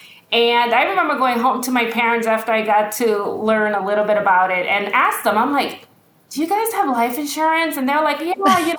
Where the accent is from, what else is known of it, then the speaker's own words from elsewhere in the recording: New York City, New York, United States; I grew up in Brooklyn, New York. You know, we grew up in the projects